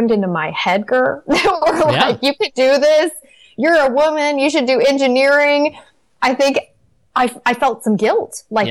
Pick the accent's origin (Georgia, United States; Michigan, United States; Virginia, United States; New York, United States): Michigan, United States; Detroit; I lived in Detroit. I grew up in Detroit